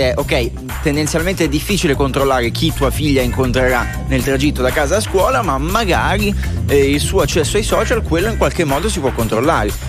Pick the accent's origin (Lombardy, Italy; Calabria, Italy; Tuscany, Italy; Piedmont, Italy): Piedmont, Italy; Vigone; Di Vigone.